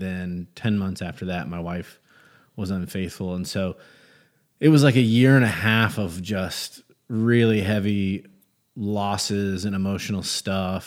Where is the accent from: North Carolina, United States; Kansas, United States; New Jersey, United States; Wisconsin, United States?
North Carolina, United States; Gastonia; I grew up in Gastonia, North Carolina